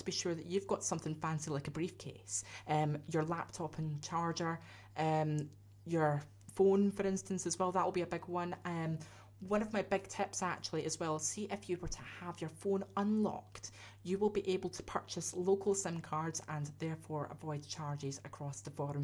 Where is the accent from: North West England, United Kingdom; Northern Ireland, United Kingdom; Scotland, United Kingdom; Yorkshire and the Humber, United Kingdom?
Scotland, United Kingdom; I'm a Scotsman, I'm used to that kind of thing